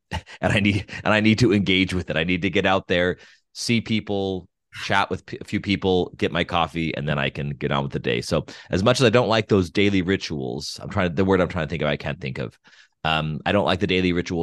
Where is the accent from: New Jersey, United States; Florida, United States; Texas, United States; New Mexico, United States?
New Mexico, United States; Albuquerque; moved away as an adult; also born or lived in Denver, Colorado / Pittsburgh / Steubenville, Ohio; now in Los Angeles, United States; I was born and raised in Albuquerque, New Mexico.